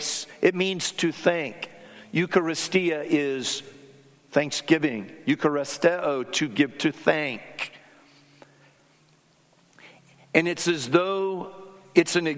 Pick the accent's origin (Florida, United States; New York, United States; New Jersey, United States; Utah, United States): Florida, United States; South; When I was 7 or 8 years of age growing up in South Florida